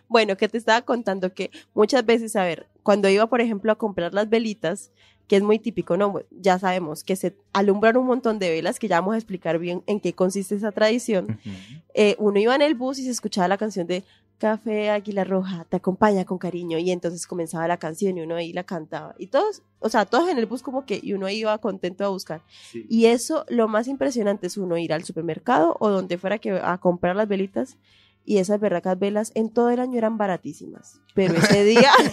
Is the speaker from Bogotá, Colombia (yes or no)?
no; Cali, Valle del Cauca, Colombia; moved away; yo fui criada más tiempo en Cali. Yo viví en Cali